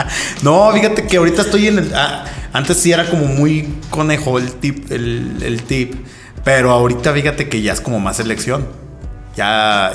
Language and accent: Spanish; Aguascalientes, Mexico; moved away as an adult; also born or lived in Mexico City; yo soy de aquí de Aguascalientes, toda la onda, toda mi vida aquí